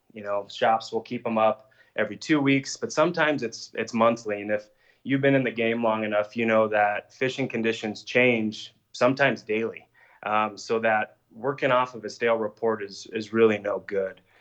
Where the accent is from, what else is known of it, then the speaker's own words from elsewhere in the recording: Evergreen, Colorado, United States; growing up in Evergreen, we both did